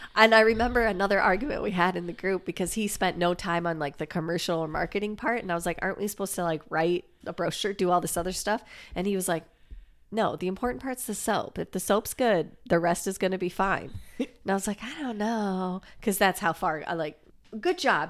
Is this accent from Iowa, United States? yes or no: yes; Iowa, United States; we're from Iowa